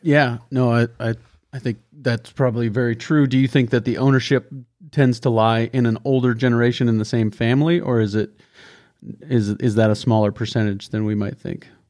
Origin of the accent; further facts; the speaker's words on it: the West, United States; being from the West where we use more acres than, than they do in Missouri and Minnesota